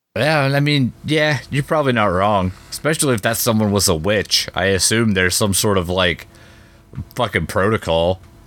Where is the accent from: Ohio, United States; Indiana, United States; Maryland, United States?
Ohio, United States